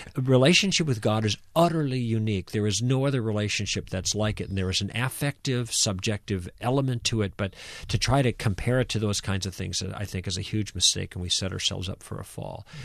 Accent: United States; as American Christians

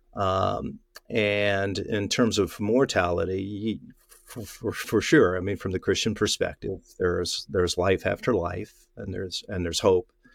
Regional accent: Tri-Cities, Washington, United States; my hometown newspaper, the Tri-City Herald

